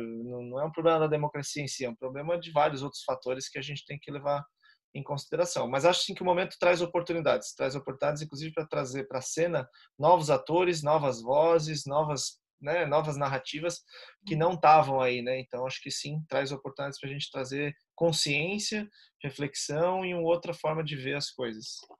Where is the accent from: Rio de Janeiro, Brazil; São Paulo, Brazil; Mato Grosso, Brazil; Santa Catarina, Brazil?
Santa Catarina, Brazil; Florianópolis; eu sou aqui de Florianópolis, Santa Catarina.